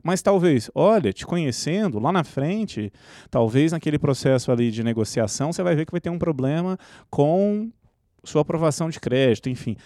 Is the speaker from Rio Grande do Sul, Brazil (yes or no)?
no; Minas Gerais, Brazil; nós, como mineiros